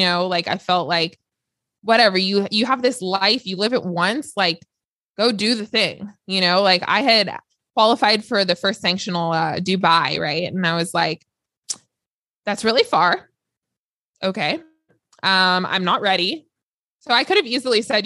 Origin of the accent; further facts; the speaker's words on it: Los Angeles, California, United States; I grew up in LA, so I am from Los Angeles, born and raised